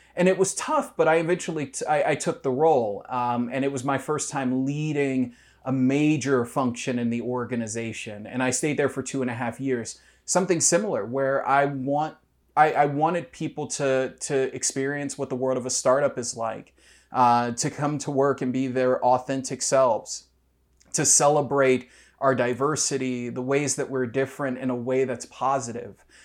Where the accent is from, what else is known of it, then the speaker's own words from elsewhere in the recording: Detroit, Michigan, United States; moved away as an adult; now in Columbus, United States; I'm from Detroit. Uh, uh, there are lots of things that could be said about Detroit, um, but I remember a, a, community that was incredibly vibrant when I was growing up